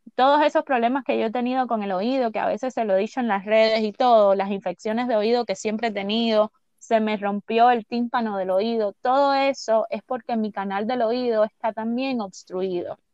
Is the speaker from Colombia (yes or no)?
no; San Cristóbal, Artemisa, Cuba; yo nací en San Cristóbal, me llevaron para el hospital de San Cristóbal